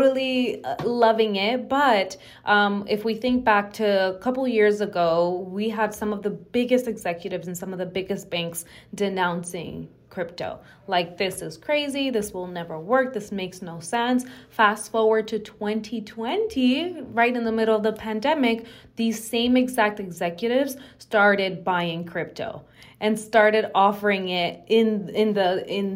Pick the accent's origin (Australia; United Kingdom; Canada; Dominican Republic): Dominican Republic; now in United States; I'm from the Dominican Republic.